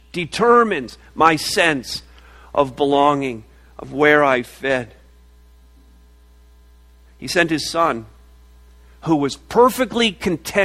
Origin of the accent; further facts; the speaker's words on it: Montreal, Quebec, Canada; moved away; I was born in Montreal. It's a pretty amazing place to be born